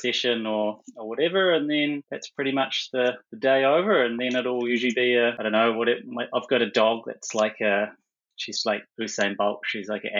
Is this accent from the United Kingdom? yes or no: no; Taranaki, New Zealand; also born or lived in Hawera, New Zealand; I actually grew up in Taranaki, originally in South Taranaki, tiny little place called Hawera